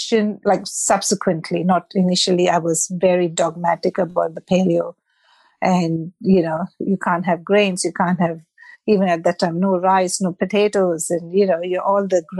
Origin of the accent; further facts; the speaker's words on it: Mumbai, Maharashtra, India; moved away; I'm from Mumbai or Bombay, as it was called when I left India